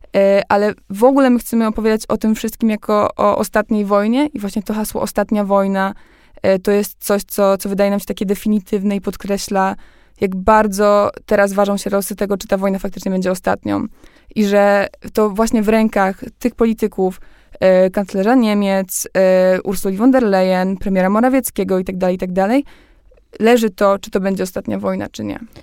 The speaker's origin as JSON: {"language": "Polish", "country": "Poland", "said": "jak wchodziliśmy do Unii Europejskiej, ja miałam 3 lata, no więc wychowałam się już w tym wszystkim."}